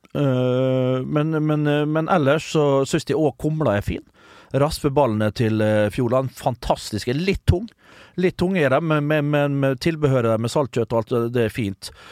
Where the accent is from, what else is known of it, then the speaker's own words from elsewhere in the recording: Vestnes, Møre og Romsdal, Norway; hjemme på Vestnes